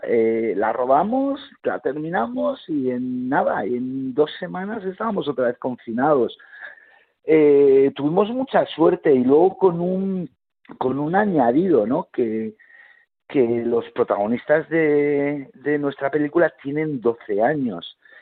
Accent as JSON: {"language": "Spanish", "town": "Mondragón", "region": "Basque Country", "country": "Spain", "tie": "born or raised there", "said": "nací en Euskadi"}